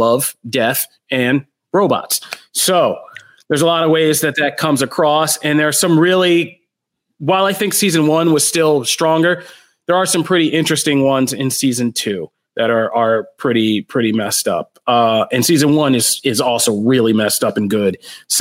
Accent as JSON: {"language": "English", "region": "Pennsylvania", "country": "United States", "said": "I'm from Pennsylvania"}